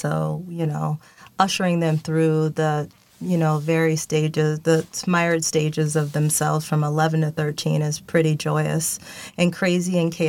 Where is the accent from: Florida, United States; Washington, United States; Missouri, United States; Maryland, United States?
Washington, United States; Seattle; Luckily, I'm from Seattle, Washington, so this is all good for me.